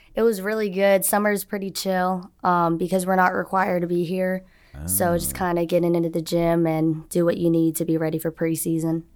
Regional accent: Orlando, Florida, United States; moved away as an adult; now in Auburn, United States; I'm from Orlando, Florida, so I wanted to be close to home

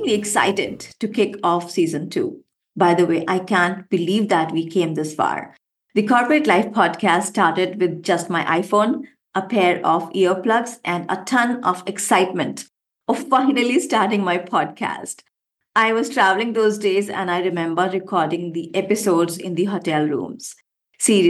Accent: India; I love to call myself an Indian woman with wings. Why? Because first, I come from India

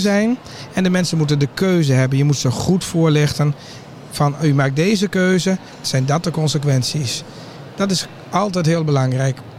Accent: Drenthe, Netherlands; bij ons in Drenthe

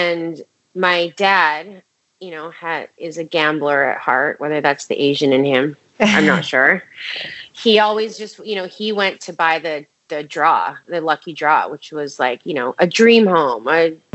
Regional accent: Edmonton, Alberta, Canada; also born or lived in Sherwood Park, Alberta; now in Hong Kong; I was born and raised in Edmonton, Alberta, Canada

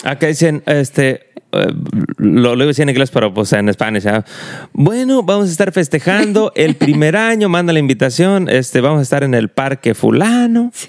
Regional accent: Mexico; now in United States; porque somos mexicanos

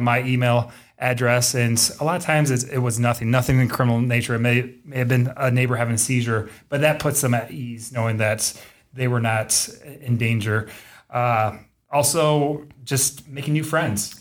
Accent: Davenport, Iowa, United States; also born or lived in Waterloo, Iowa / Cedar Falls, Iowa / Denison, Iowa; I am from Davenport, proud Davenport Central Blue Devil

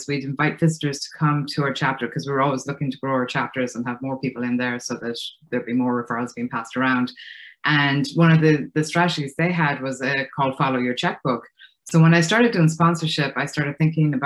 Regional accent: Ireland; accent: Irish; moved away as an adult; now in United States; You can probably hear from my accent, I'm Irish. I moved to the States right after college.

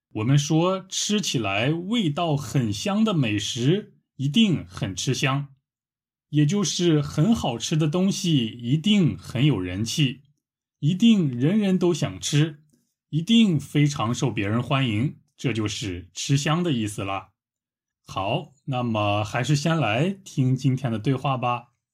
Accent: Shanxi, China; 我家乡的山西过油肉

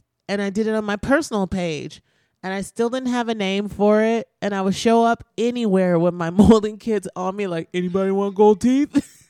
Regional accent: Midwest, United States; Oh, fair enough. We're from the Midwest.

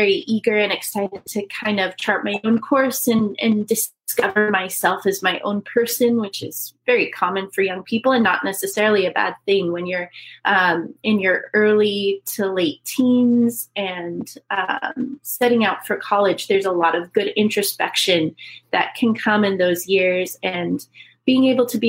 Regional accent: Fruitland, Idaho, United States; moved away as an adult; now in Northern Virginia, United States; I grew up in Idaho, in the town of Fruitland, actually, which is right next to Emmett

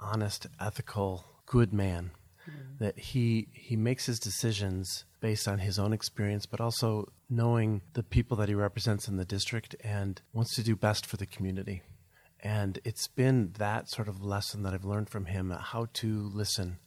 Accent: Madison, Wisconsin, United States; now in Illinois, United States; growing up in Madison, Wisconsin, I grew up in a very political family

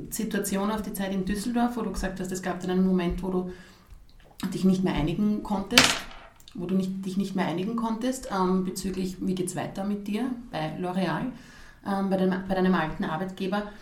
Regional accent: Krems, Lower Austria, Austria; Also ich bin selbst aus Krems und merke, die Marke, die Nikolai gibt, die wird wahrgenommen die kriegt man mittlerweile in so vielen Bereichen in Krems oder Umgebung zu kaufen.

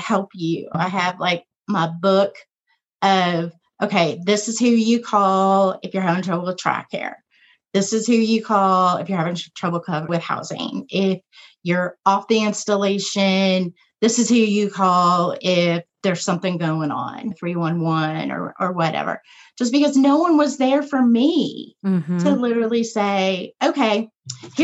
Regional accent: Dallas-Fort Worth area, Texas, United States; moved away as an adult; also born or lived in Georgia; now in El Paso, United States; I grew up in the Dallas-Fort Worth area

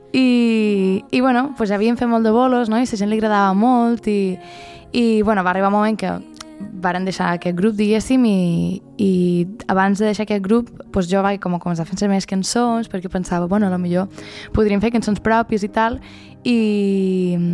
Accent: Felanitx, Balearic Islands, Spain; born or raised there; moved away as an adult; also born or lived in Barcelona

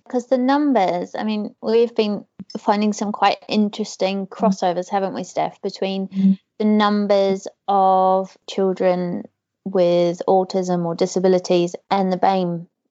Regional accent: New Zealand; moved away; growing up in New mm-hmm. Zealand

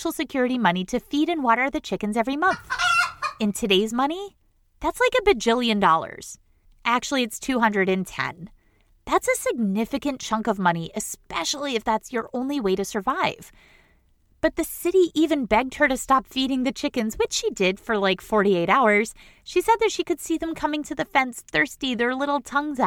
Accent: Boston, Massachusetts, United States; I'm from Boston

